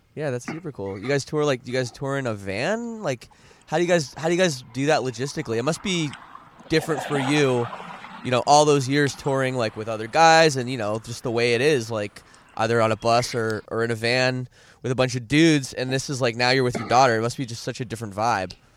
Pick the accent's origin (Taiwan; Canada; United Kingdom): Canada; I'm from Canada